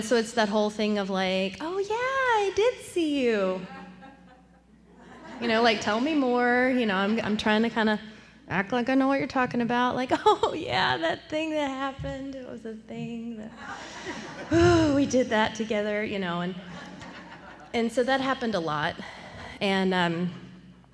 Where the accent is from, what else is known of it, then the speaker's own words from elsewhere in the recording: Temple, Texas, United States; I'm from Temple, which is about an hour north of Austin